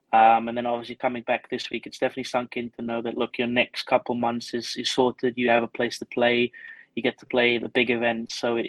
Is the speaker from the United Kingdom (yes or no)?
yes; Scotland, United Kingdom; also born or lived in Stellenbosch, South Africa; Well, I was born here in South Africa in Stellenbosch, but when I was 8 years old, I moved over to the UK. So we actually moved to Scotland.